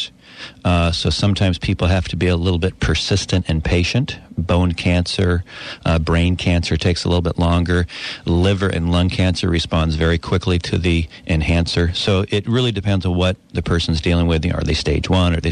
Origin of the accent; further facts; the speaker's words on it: Edmonds, Washington, United States; moved away as an adult; also born or lived in California; I grew up in Edmonds, moved to California for college and career